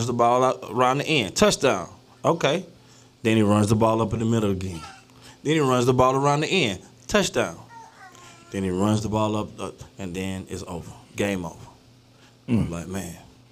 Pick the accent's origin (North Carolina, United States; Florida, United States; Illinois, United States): Florida, United States; I'm from Florida